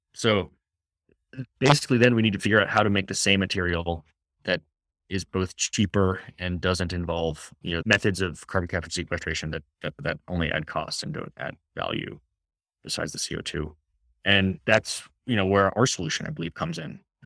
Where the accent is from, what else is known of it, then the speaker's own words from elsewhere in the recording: Washington, United States; my home state of Washington